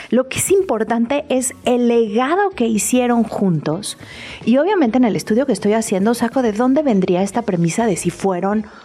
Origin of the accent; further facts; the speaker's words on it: Mexico; Entonces creo que los mexicanos estamos también en un buen momento de contarnos la historia centrada